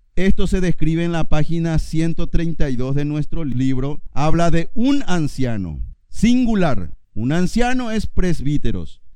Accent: Paraguay; Yo soy paraguayo y estoy acá.

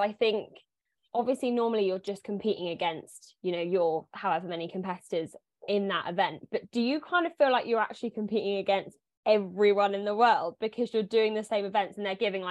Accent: South of England, United Kingdom; I am from the south of England. So down south, sunny by the beach

